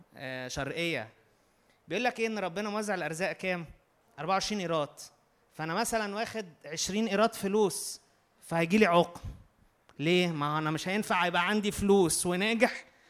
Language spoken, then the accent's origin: Arabic; Egypt; احنا مصريين